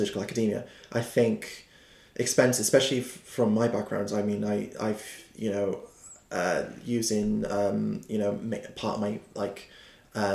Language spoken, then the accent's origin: English; Cardiff, Wales, United Kingdom; also born or lived in London; as a Welshman, who was brought up in Splott, actually, in an area in Cardiff